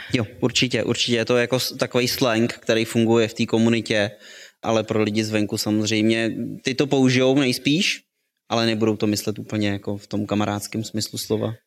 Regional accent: Plzeň, Plzeň Region, Czechia; jsem se narodil v Plzni

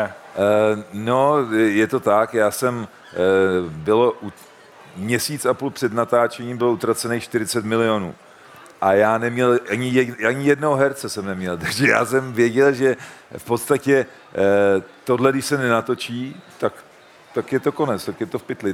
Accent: Czechia; u nás v Čechách

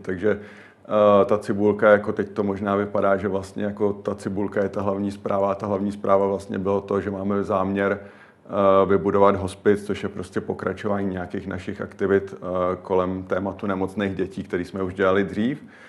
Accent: Prague, Czechia; já jsem Pražák a dlouho bydlíme v Praze oba

